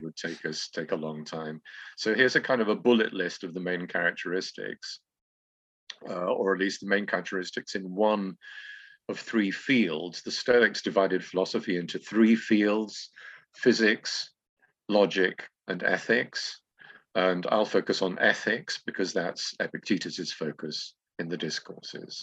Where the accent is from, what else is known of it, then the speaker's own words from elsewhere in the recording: England, United Kingdom; moved away as an adult; now in Greece; I should say English now